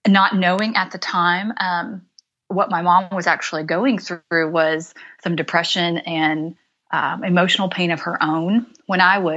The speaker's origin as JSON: {"language": "English", "region": "Midwest", "country": "United States", "tie": "born or raised there", "said": "I was raised in the Midwest, had awesome, loving parents"}